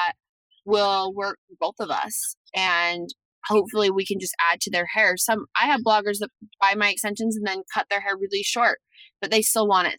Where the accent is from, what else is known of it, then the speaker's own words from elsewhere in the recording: Salt Lake City, Utah, United States; I'm from Salt Lake City